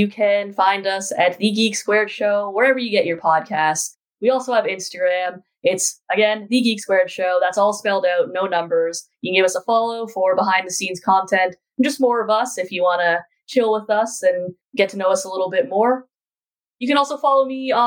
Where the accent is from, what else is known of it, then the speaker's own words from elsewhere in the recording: Canada; we are from the Great White North, eh?